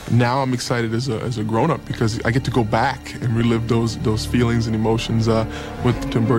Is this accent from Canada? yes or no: no; Nassau, New Providence, Bahamas; Growing up in Nassau in the Bahamas, we didn't really have gorillas and apes. We didn't have zoos.